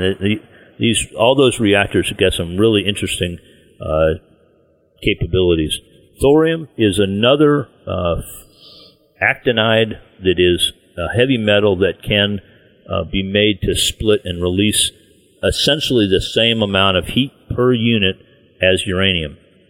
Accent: Virginia, United States; But my home state of Virginia has a moratorium on mining uranium.

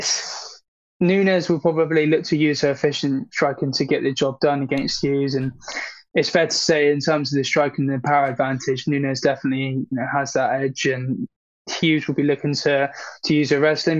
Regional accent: United Kingdom; I'm a Brit

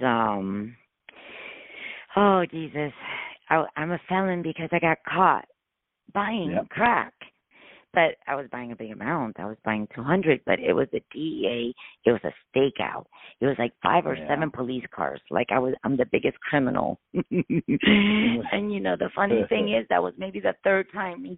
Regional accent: Miami, Florida, United States; I'm from Miami.

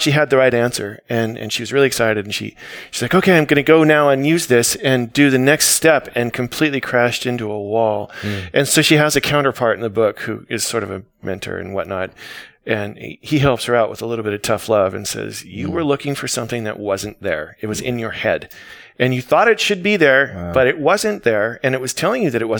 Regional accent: California, United States; me being a Californian

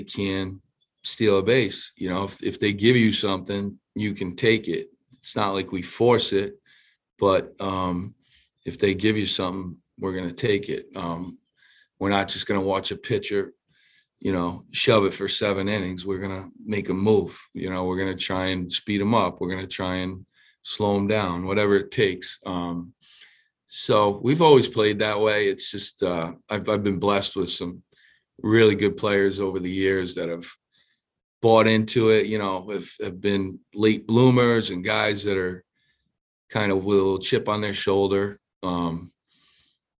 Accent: Providence, Rhode Island, United States; born or raised there

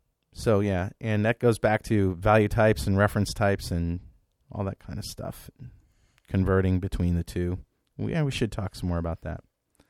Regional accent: Belgium; English is a second language; Being a European myself, I'm from Belgium, I feel kind of sorry for him.

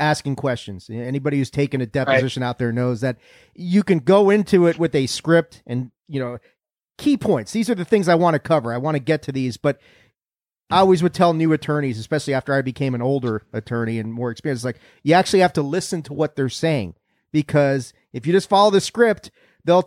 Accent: East Coast, United States; now in West Coast, United States; growing up on the East Coast. Come out to the West Coast

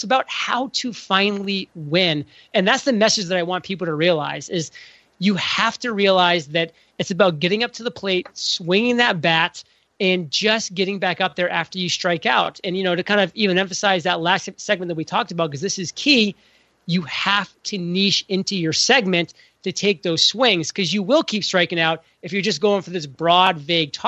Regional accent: New England, United States; I'm from New England

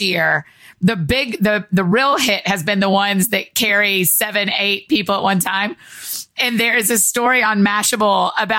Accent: Georgia, United States; maybe this is a growing up in Georgia problem.

